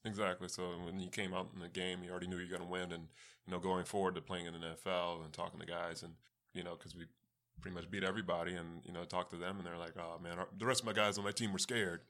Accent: East Coast, United States; also born or lived in California; I grew up on the East Coast, so, I mean, although I was born in California

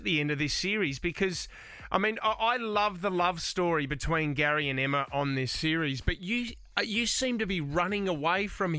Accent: Adelaide, South Australia, Australia; I grew up in Adelaide, Josh. That's where I grew up.

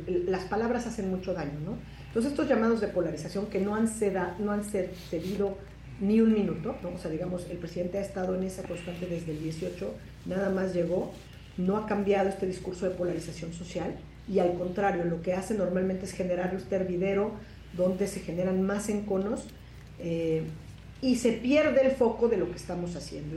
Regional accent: Mexico; como abogada, como persona, como mexicana, como profesora de derecho

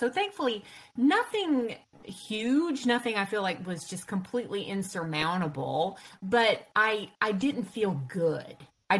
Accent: the South, United States; And of course, I grew up in the South, and you know, we're pretty good cooks here, right?

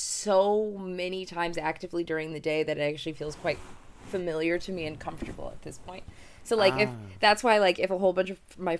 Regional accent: Michigan, United States; moved away; We grew up in Michigan.

